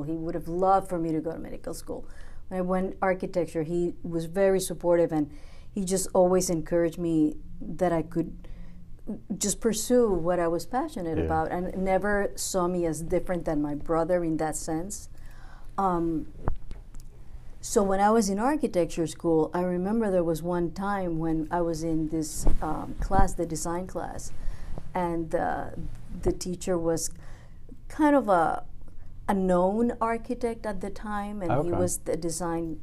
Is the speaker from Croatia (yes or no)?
no; Puerto Rico; now in United States; I'm from Puerto Rico, so we're both, some ways, immigrants